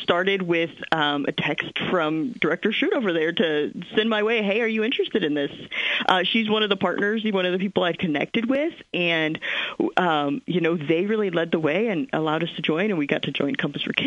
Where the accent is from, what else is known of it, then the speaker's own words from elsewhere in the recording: Springfield, Illinois, United States; moved away as an adult; also born or lived in Kansas City; I move back to my hometown for the cost of living, for good schools, for all of the things that people move back to Springfield for